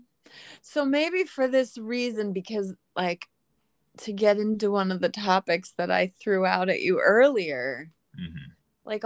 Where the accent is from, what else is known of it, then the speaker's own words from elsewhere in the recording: Philadelphia, Pennsylvania, United States; growing up in Northeast Philadelphia